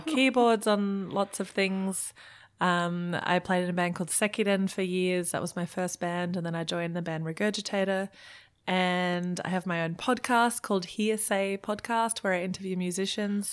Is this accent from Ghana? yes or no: no; Germany; also born or lived in Melbourne, Australia; now in Brisbane, Australia; I was born in Germany.